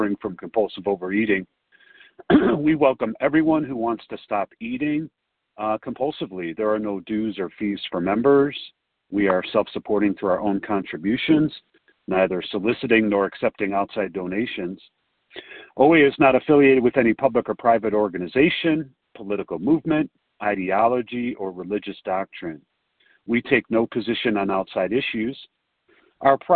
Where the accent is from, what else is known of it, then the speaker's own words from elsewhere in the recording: Chicago, Illinois, United States; now in Denver, United States; I'm from Chicago, but I'm in Denver.